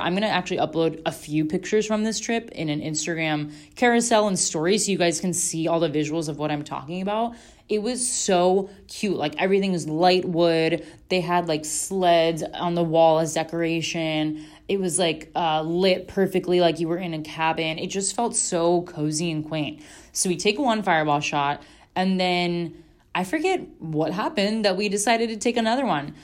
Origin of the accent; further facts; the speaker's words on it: Florida, United States; we're from Florida, and my mom's Puerto Rican